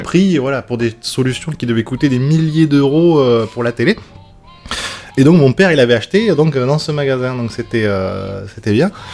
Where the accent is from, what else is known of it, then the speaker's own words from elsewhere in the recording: Bordeaux, Nouvelle-Aquitaine, France; accent: toulousain; also born or lived in Lot-et-Garonne; je suis de Bordeaux